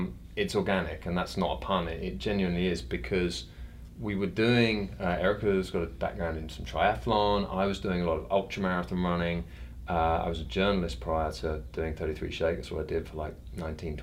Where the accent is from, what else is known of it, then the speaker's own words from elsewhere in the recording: London, United Kingdom; I'm a rare thing in London. I'm actually born in London, live in London.